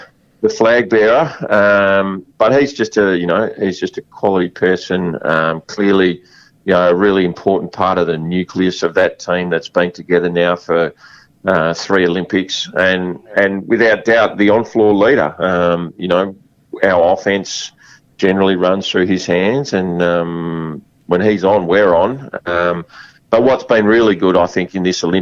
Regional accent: Western Australia, Australia; I love being Australian, and I love being West Australian.

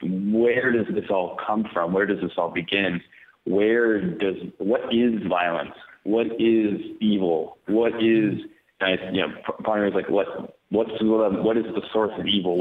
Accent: United States; first language English; also born or lived in Madrid; I'm American, and I sort of came of age when the United States went to war in Iraq

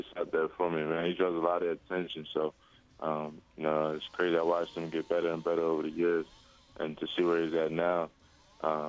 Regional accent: Philadelphia area, Pennsylvania, United States; I was actually really close to going to Villanova. That was my hometown school

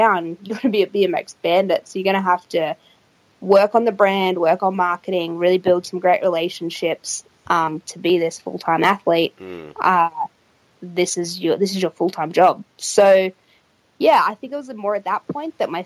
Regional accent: Australia; it was in my hometown

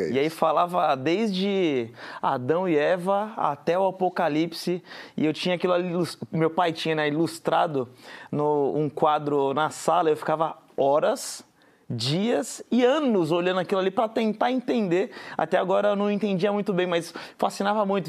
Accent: Guarujá, São Paulo, Brazil; Eu sou do Guarujá, que é uma cidade do litoral de São Paulo

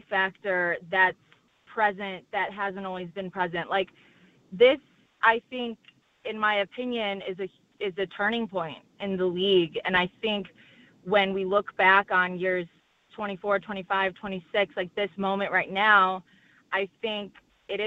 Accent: Chicago, Illinois, United States; I'm from Chicago

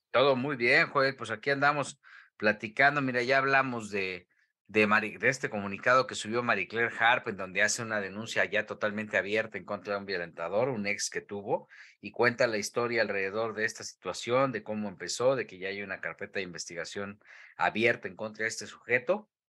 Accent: Mexico; como buen mexicano

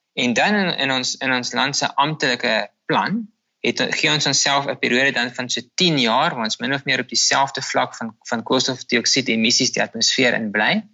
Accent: South Africa; Ons as Suid-Afrikaners

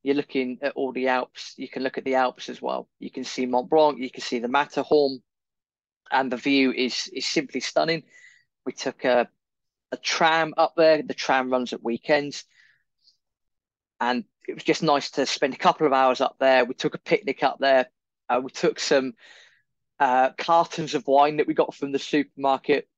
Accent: England, United Kingdom; we don't speak very good Italian, we're English

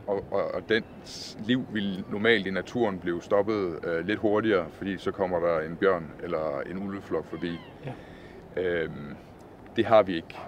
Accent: Southern Jutland, Southern Denmark, Denmark; da jeg var dreng, og vi sad foran fjernsynet derhjemme i Sønderjylland

